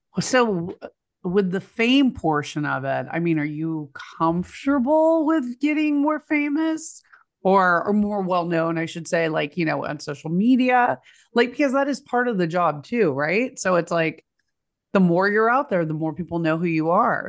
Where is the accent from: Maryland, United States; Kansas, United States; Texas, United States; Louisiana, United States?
Texas, United States; I'm from Texas